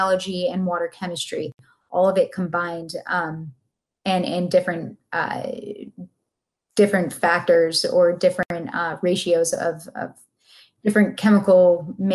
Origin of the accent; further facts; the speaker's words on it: Buffalo, New York, United States; now in Sarasota, United States; I'm from Buffalo, but it doesn't count